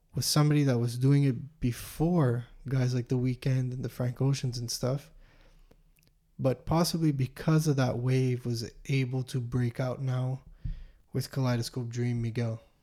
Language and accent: English; Montreal, Quebec, Canada; we're from Montreal